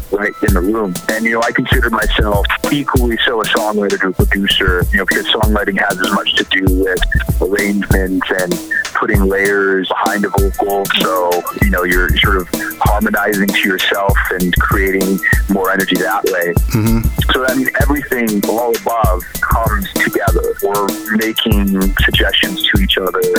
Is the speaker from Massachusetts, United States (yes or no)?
yes; Newton, Massachusetts, United States; born or raised there; also born or lived in New Hampshire